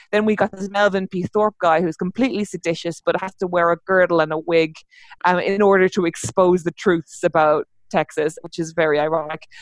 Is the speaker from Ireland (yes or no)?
yes; Ireland; I am an Irish uh, novelist.